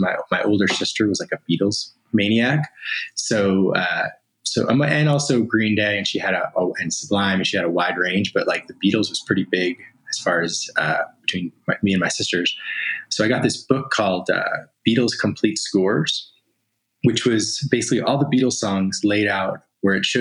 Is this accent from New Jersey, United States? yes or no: yes; Asbury Park, New Jersey, United States; now in California, United States; So I'm originally from New Jersey, though now I'm in California. And, you know, grew up in the Asbury Park area